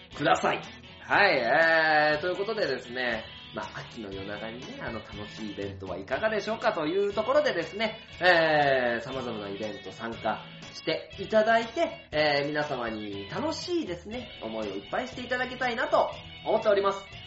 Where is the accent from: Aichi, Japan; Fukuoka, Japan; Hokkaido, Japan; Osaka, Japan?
Aichi, Japan; Tokai; 僕が、あの、育った名和書店からね、歩いて五分のところ